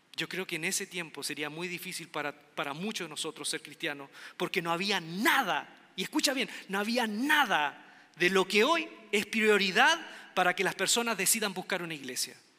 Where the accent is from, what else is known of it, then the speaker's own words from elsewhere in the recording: Quilpué, Valparaíso, Chile; moved away as an adult; yo venía de un pueblo olvidado, un pueblo pequeño, Quilpué se llama Quilpué, mi pueblo de nacimiento.